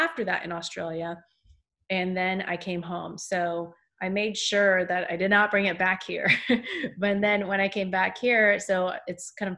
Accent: Bay Area, Silicon Valley, California, United States; moved away as an adult; also born or lived in Los Angeles; now in Santa Monica, United States; I grew up in the Bay Area. Yay, area. Got up to the 408, Silicon Valley, actually

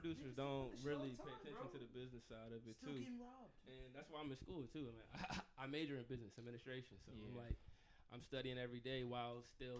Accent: Virginia, United States; I'm from Virginia

